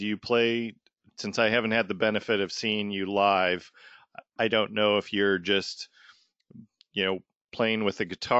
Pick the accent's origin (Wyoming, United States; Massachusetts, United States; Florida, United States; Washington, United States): Washington, United States; Tacoma; moved away; And I grew up in Tacoma with Wayne. So, but not there anymore. My parents still live there.